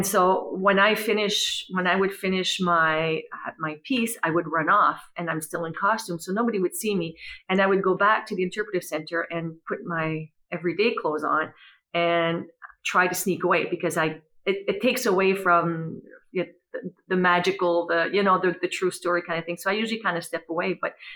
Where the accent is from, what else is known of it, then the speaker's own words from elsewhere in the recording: Dalhousie, New Brunswick, Canada; moved away; I'm originally from Dalhousie